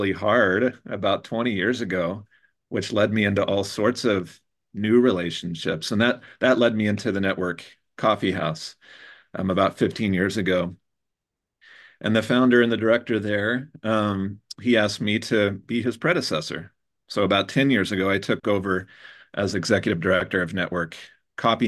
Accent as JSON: {"language": "English", "region": "Indiana", "country": "United States", "moved": "yes", "lives_now": "Denver, United States", "said": "My wife and I have been in Denver now for 21 years. We're both from Indiana, so we're both Midwesterners"}